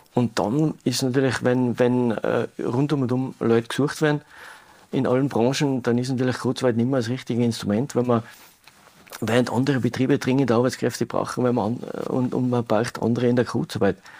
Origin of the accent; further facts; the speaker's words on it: Tyrol, Austria; bei uns in Tirol